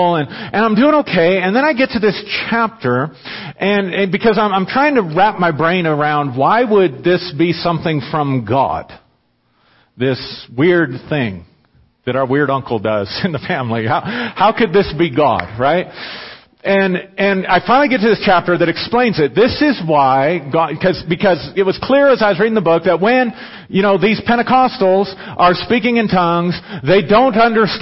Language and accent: English; Pueblo, Colorado, United States; I'm from Pueblo